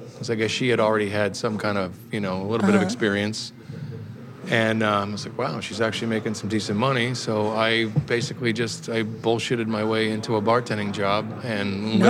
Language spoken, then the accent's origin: English; about 20 miles south of Boston, Massachusetts, United States; moved away as an adult; also born or lived in California; now in New York, United States; I'm from Boston originally, yeah. I grew up about 20 miles south of Boston.